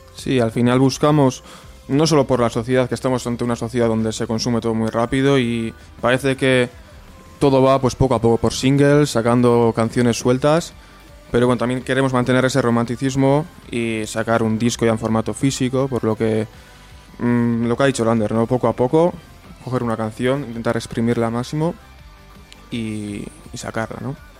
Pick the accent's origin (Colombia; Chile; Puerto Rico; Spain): Spain; Gernika, Basque Country; en el local hablamos en euskera, somos de Guernica